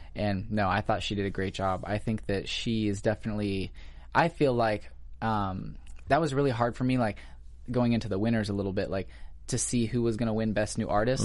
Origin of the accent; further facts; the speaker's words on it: Missouri, United States; moved away as an adult; now in Los Angeles, United States; I'm actually from Missouri